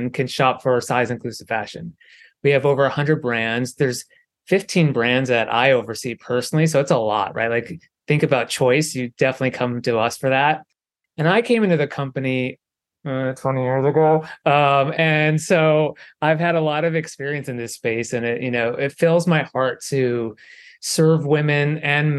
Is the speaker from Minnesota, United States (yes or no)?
yes; Minneapolis, Minnesota, United States; moved away as an adult; now in New York City, United States; I grew up in Minnesota